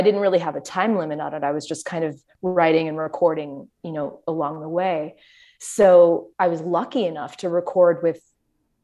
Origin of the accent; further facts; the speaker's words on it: Grosse Pointe, Michigan, United States; moved away; also born or lived in New York; technically I grew up in Grosse Pointe, but you just say you lived in Detroit because we did. It's Metro Detroit